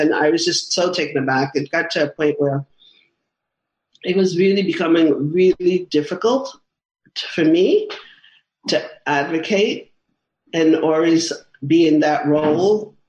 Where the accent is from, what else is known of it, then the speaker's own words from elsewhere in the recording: New York, United States; also born or lived in Manhattan; because I'm a New Yorker diehard